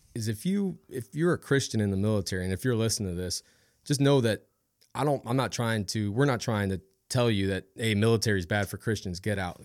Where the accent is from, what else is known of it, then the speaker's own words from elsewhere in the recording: Ohio, United States; also born or lived in Washington; now in Louisiana, United States; I grew up in Ohio.